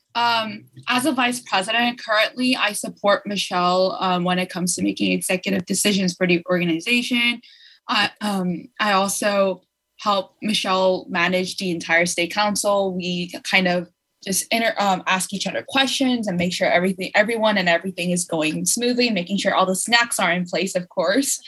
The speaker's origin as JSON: {"language": "English", "town": "Los Angeles", "region": "California", "country": "United States", "said": "I'm from Los Angeles, Koreatown"}